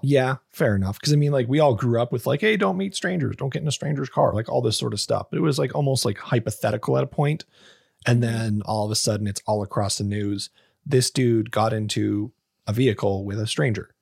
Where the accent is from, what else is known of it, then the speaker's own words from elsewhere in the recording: Canada; a fucking Canadian